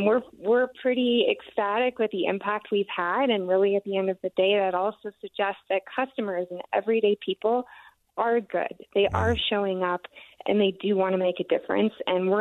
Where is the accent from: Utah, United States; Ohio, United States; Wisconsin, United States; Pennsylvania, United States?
Utah, United States; Park City; I grew up in Park City.